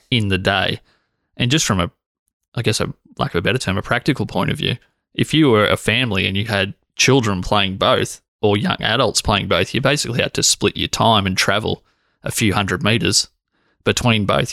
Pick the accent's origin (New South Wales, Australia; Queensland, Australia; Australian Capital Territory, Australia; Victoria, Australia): Victoria, Australia; Corryong; I grew up in Coryong